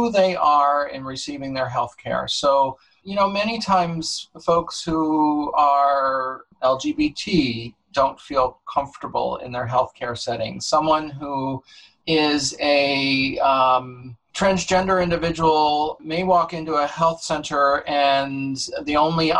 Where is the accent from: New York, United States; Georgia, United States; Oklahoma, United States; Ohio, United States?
New York, United States; Dutchess County; also born or lived in California / Los Angeles / Connecticut; now in New Haven, United States; I grew up in Dutchess County, New York